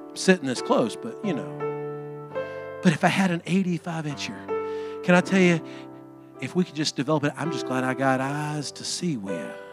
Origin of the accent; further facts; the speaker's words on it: Alabama, United States; I'm from Alabama